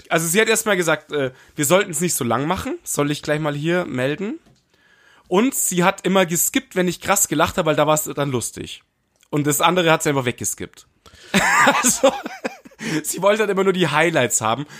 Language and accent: German; Munich, Bavaria, Germany; now in Dachau, Germany; ich bin Münchner Kindl.